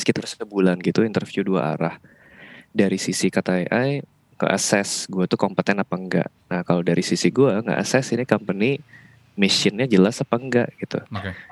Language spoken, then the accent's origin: Indonesian; Bali, Indonesia; moved away as an adult; now in Jakarta, Indonesia; di Bali itu gue kan karena emang orang sono ya jadi udah seumur hidup kerja di Bali